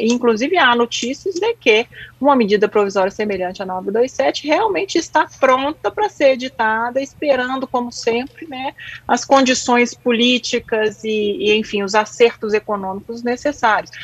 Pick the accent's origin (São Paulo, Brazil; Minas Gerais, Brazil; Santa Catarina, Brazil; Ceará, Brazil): Minas Gerais, Brazil; como boa mineira